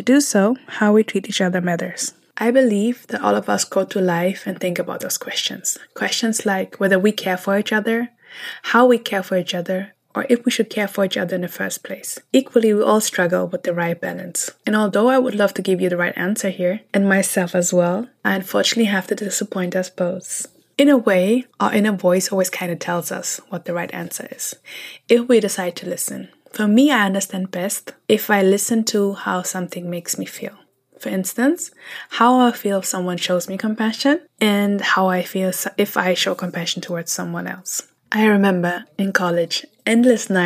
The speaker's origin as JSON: {"language": "English", "area": "close to Frankfurt", "region": "Hesse", "country": "Germany", "tie": "born or raised there", "also_born_or_lived": "Eritrea", "moved": "as an adult", "lives_now": "San Francisco Bay Area, United States", "said": "I was raised close to Frankfurt"}